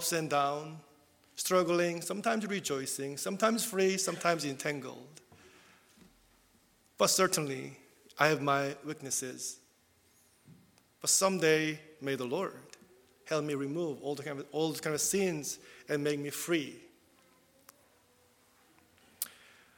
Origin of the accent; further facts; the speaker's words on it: South Korea; first language Korean; English is a second language; moved away as an adult; English is my second language. I'm not confident, actually, but even when I was in South Korea, also, still, I relied a lot on the script, even when I preached in South Korean as well.